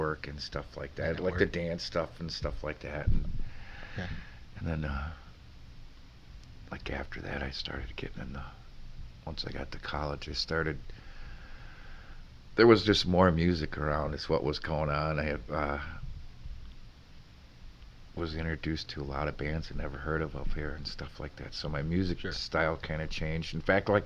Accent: Sugar Camp, Wisconsin, United States; also born or lived in Three Lakes, Wisconsin / Stevens Point, Wisconsin; now in Rhinelander, United States; I grew up in Sugar Camp. Went to school in Three Lakes

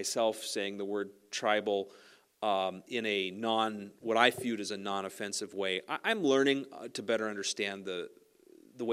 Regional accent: Sax-Zim Bog, the Iron Range, Minnesota, United States; I was raised on the Sac-Zim Bog

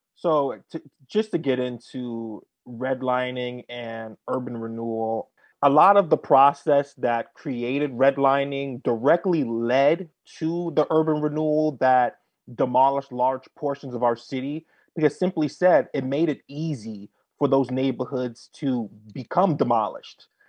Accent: New York City, New York, United States; my humble story begins in the South Bronx. I was, you know, raised there in Mitchell Projects

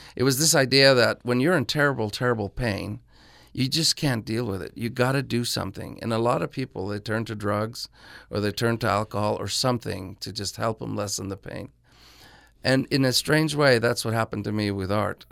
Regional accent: Norway; my hometown of Norway

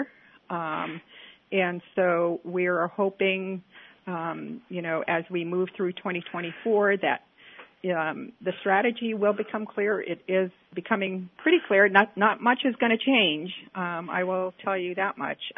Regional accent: St. Mary's, Alaska, United States; I'm originally born and raised in St. Mary's

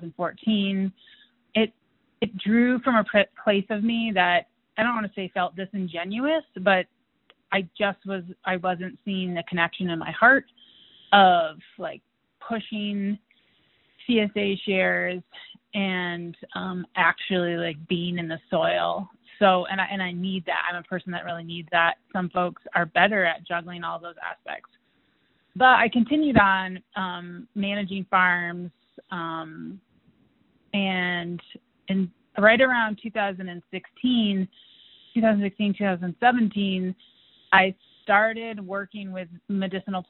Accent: Western Massachusetts, United States; now in Fort Collins, United States; I grew up in Western Massachusetts in a family that included dairy farmers and vegetable growers

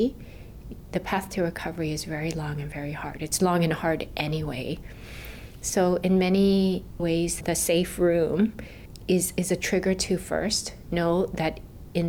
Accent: Kihei, Hawaii, United States; I'm a Maui girl. I grew up in Kihei

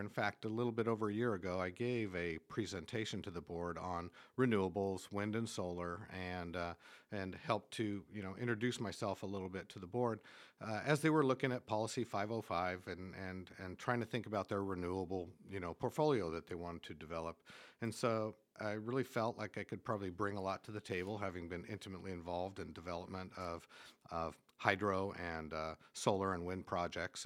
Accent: Eastern Washington State, United States; moved away as an adult; now in Homer, United States; Originally was born and raised in Eastern Washington State

